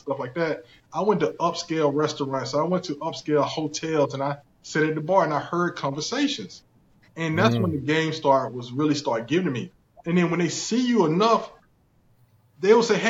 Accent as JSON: {"language": "English", "region": "South Carolina", "country": "United States", "tie": "born or raised there", "accent": "thick country", "said": "I'm originally from South Carolina, born and raised in South Carolina. That's why you hear the thick country accent sometimes"}